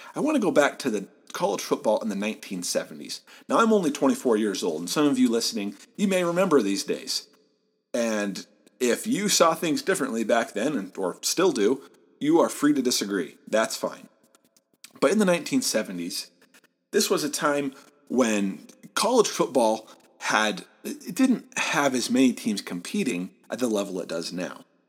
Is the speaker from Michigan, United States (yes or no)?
yes; Southeast Michigan, United States; moved away; I'm from Southeast Michigan, Big Ten country. I grew up in driving distance of the University of Michigan